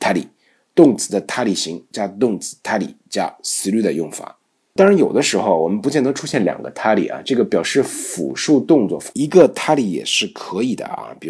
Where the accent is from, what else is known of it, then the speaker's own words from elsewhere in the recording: Beijing, China; accent: Beijing; 日本都有自己的小院子啊，老百姓住的还是很这种，我们北京话叫四的，非常干净啊